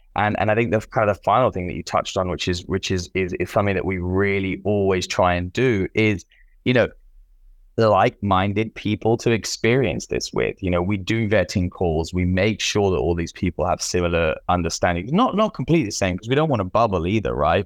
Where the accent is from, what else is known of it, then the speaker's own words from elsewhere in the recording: United Kingdom; moved away; also born or lived in Central and South America; I'm British